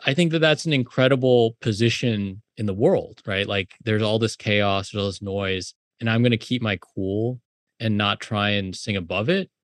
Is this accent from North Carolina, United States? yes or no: no; South Bay, California, United States; also born or lived in Illinois; now in New York, United States; I grew up in the South Bay